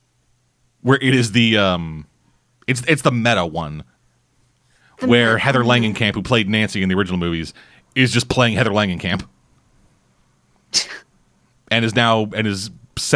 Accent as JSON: {"language": "English", "country": "Canada", "said": "I'm Canadian"}